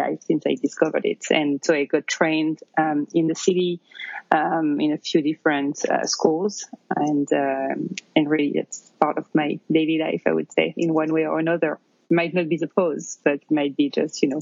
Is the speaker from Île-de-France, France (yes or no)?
yes; near Paris, Île-de-France, France; accent: French; English is a second language; moved away as an adult; now in New York, United States; you can probably tell from my accent, I'm originally from France. I grew up near Paris and I moved to the US about 10 years ago